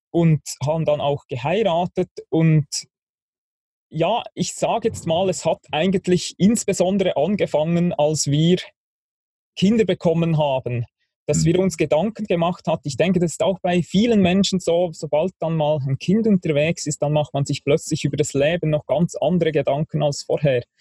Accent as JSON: {"language": "German", "region": "Bern", "country": "Switzerland", "tie": "born or raised there", "said": "Ja, also ich bin Schweizer, ich bin in der Schweiz aufgewachsen, im Berner Oberland, am Thunersee."}